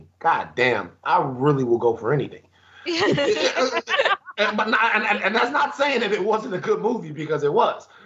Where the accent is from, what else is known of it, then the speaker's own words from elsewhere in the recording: Baton Rouge, Louisiana, United States; moved away; I'm from Baton Rouge, Louisiana